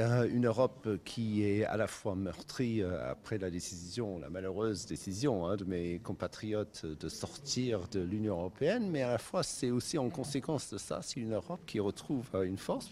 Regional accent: Cornwall, South West England, United Kingdom; now in France

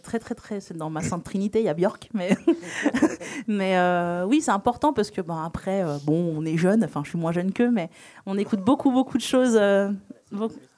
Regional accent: Réunion; je suis réunionnaise

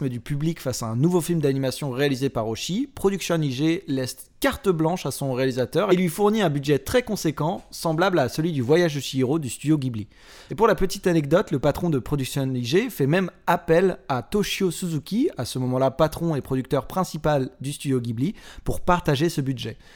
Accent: France; chez nous en France

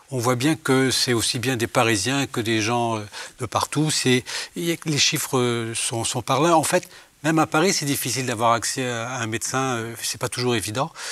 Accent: Brazil; French is a second language; Et en fait, comme je viens de Brésil, je fais avec elle les brésiliennes, donc on fait à distance

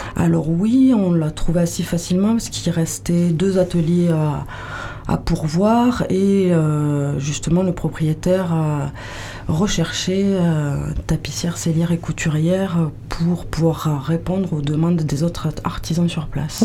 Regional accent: Toulouse, Occitania, France; moved away as an adult; now in Landes, France; moi de Toulouse, mais bon, ça fait 25 ans que je suis là quand même

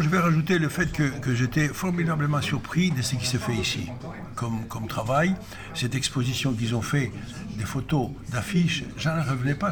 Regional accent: Greece; moved away as an adult; also born or lived in Paris; je venais des Grèces, d'un pays où euh, le cinéma n'existait pas

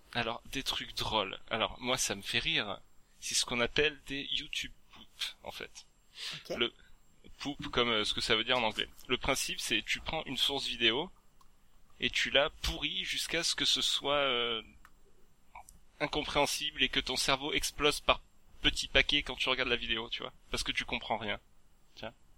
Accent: Provence-Alpes-Côte d'Azur, France; accent: southern / south-east; moved away; j'étais retourné chez moi en Provence

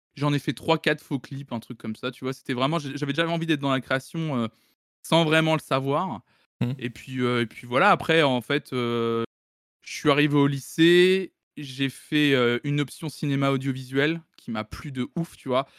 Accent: Tours, Centre-Val de Loire, France; je suis né à Tours en 92, fin 92

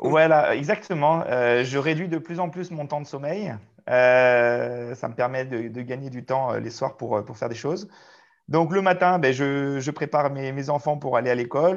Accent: Albertville, Auvergne-Rhône-Alpes, France; moved away as an adult; also born or lived in Chambéry / Clermont-Ferrand / Mios / Saintes; now in Saint-Junien, France; je suis né euh, à Albertville, en Savoie

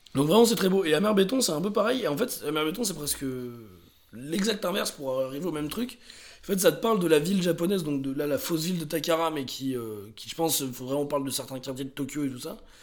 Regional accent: France; en tant que Français qui a vu ça quand j'avais 18-20 ans

